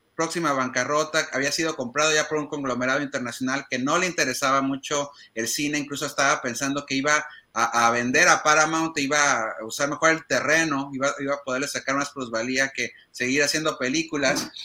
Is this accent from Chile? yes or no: no; Mexico; nosotros como mexicanos